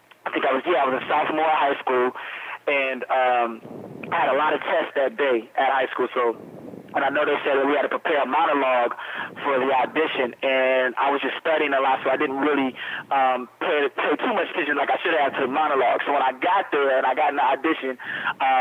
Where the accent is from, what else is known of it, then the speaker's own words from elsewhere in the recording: Chicago, Illinois, United States; I grew up in Chicago, Illinois